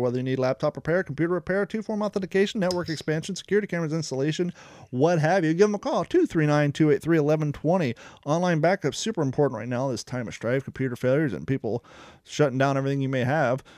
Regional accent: Ohio, United States; also born or lived in California; now in Southern United States; some of the views I had growing up in Ohio

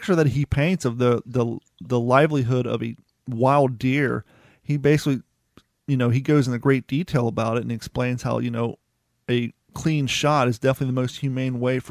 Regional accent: Kentucky, United States; also born or lived in Ohio; now in Florida, United States; I grew up in Kentucky and Ohio

